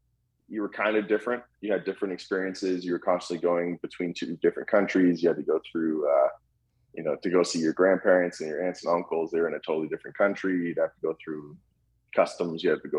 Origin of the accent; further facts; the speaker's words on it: Vancouver, British Columbia, Canada; also born or lived in Calgary; So I was born in Calgary, Alberta, Canada in 1992. And I moved to Vancouver when I was 2 years old.